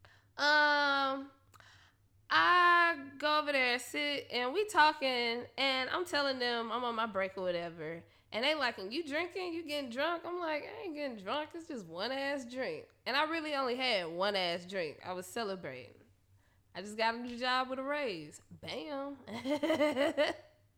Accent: Memphis, Tennessee, United States; now in Nashville, United States; I'm from Memphis

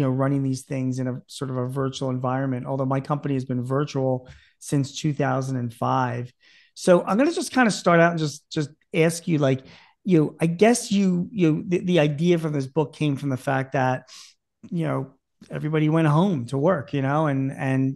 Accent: Philadelphia, Pennsylvania, United States; at a hospital in Philadelphia, the hospital I was born

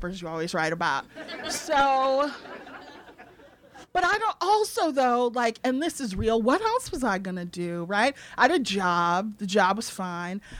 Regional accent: Evanston, Illinois, United States; I grew up in like public school

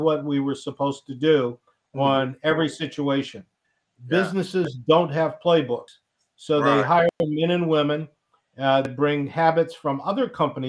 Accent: Cleveland, Ohio, United States; I grew up in Cleveland.

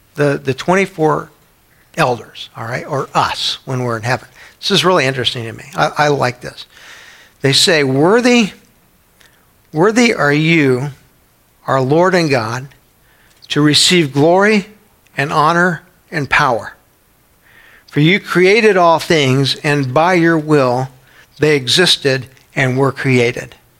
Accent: San Antonio, Texas, United States; When I was a kid growing up in San Antonio, Texas

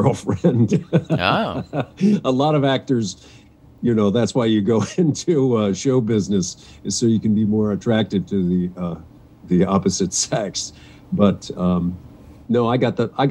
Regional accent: Westerville, Ohio, United States; I'm originally from Westerville, Ohio. Little Columbus suburb.

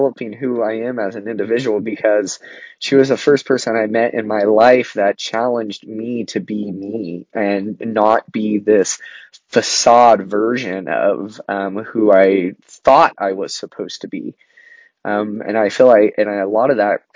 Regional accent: Southern Oregon, United States; I grew up in Southern Oregon, and I went to college in Northern Oregon.

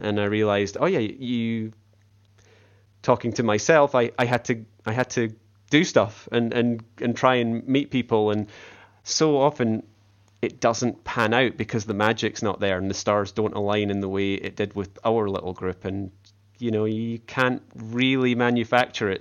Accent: Scotland, United Kingdom; accent: Scottish; my Scottish accent

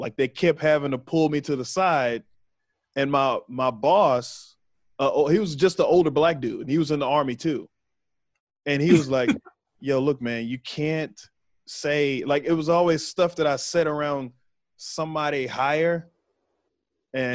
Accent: Waco, Texas, United States; moved away as an adult; I'm from Waco. So I'm from right there

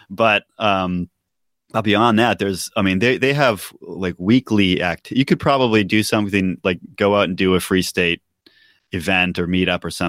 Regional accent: New Hampshire, United States; also born or lived in Massachusetts; now in Maine, United States; we grew up in New Hampshire, Joe and I did.

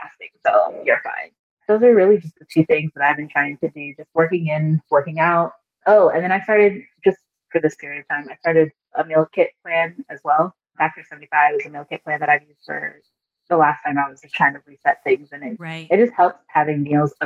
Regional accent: Nigeria; I'm Nigerian.

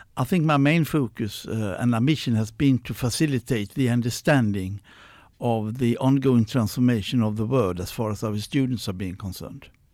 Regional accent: Sweden; born and raised in Sweden

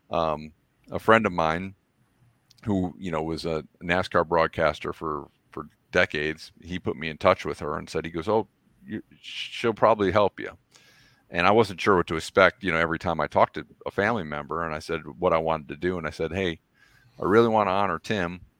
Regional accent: Toledo, Ohio, United States; I'm wearing my

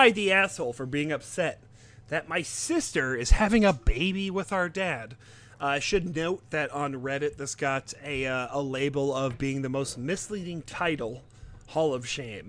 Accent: France; while I grew up in France with my mom

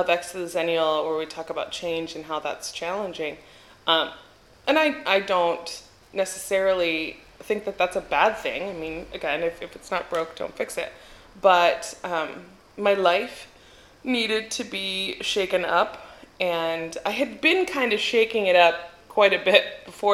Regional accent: Albuquerque, New Mexico, United States; moved away as an adult; now in Athens, Greece; I'm from Albuquerque, everything is in a grid

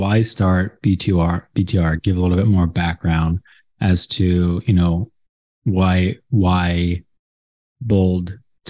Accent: New York City, New York, United States; I went to school at Staten Island Academy.

